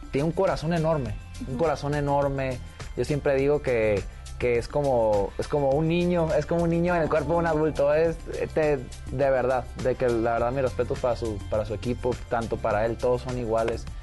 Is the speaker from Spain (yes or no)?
no; Tijuana, Baja California, Mexico; De Tijuana.